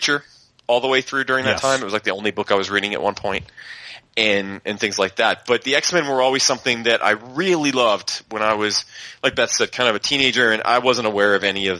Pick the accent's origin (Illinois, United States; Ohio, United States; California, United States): Ohio, United States; we had a place in my hometown called Bernie's Booze and News. It was basically half newsstand, half liquor store. And that's the only place in town that sold comics in my little small town in Ohio.